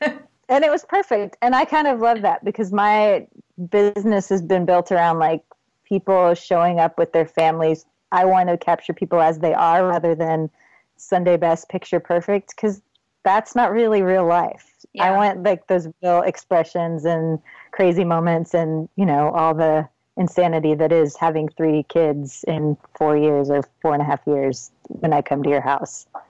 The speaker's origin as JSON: {"language": "English", "region": "Texas", "country": "United States", "tie": "born or raised there", "also_born_or_lived": "Ohio / Michigan / Florida", "said": "we moved to Texas when I was eight. I was born in Ohio, then we lived in Michigan and Florida for a little while, and then landed in Texas and have stayed ever since"}